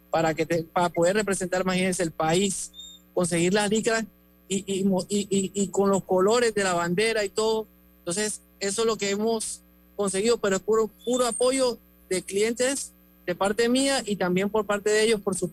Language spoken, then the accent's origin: Spanish; Panama; si siente mi acento así, yo soy panameño, nacido en el extranjero, eh, madre colombiana, padre, colorense. Entonces, por eso tengo ese acentico.